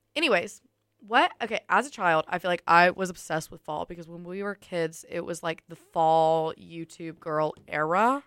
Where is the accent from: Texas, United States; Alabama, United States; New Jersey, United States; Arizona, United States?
Alabama, United States; Tuscaloosa; we're from Tuscaloosa